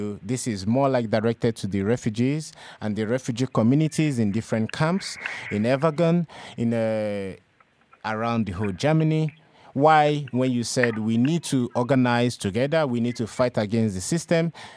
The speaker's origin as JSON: {"language": "English", "country": "Nigeria", "moved": "as an adult", "lives_now": "Europe", "said": "I'm a Nigerian, and throughout my 10 years of being in Europe now"}